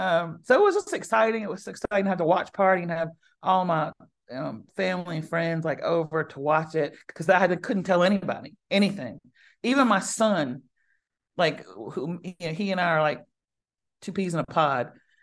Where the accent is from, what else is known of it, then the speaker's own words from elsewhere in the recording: the South, United States; But I mean, I'm a Southerner, so butter, I'm not afraid of butter.